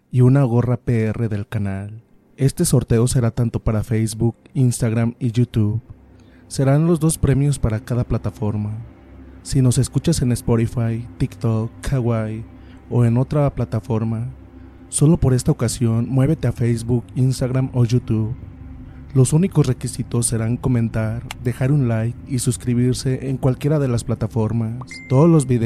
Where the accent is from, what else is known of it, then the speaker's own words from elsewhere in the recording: Guadalajara, Jalisco, Mexico; Soy originario de Guadalajara Nací y crecí ahí, pero la familia de mi mamá es del estado de Guerrero.